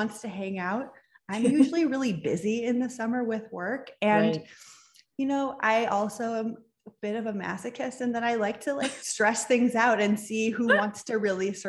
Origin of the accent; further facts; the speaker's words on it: Midwest, United States; now in Southern California, United States; I grew up in the Midwest surrounded by cornfields